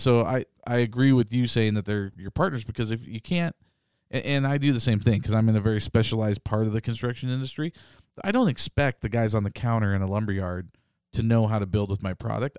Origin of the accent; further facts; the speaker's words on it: Boise, Idaho, United States; Boise, Idaho.